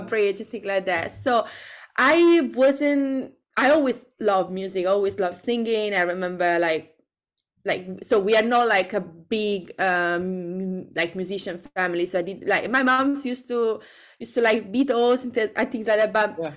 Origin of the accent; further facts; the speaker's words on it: Italy; English is a second language; now in London, United Kingdom; I'm from Italy